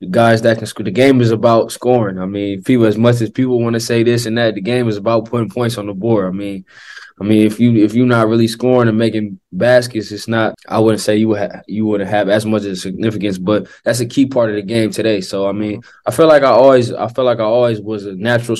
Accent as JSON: {"language": "English", "town": "Oakland", "region": "California", "country": "United States", "tie": "born or raised there", "moved": "as an adult", "said": "growing up on the West Coast, growing up in the Bay Area"}